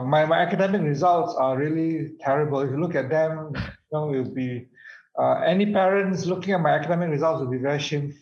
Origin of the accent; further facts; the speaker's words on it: Alor Setar, Kedah, Malaysia; my father, we are from Alostar, you know, it's a backward town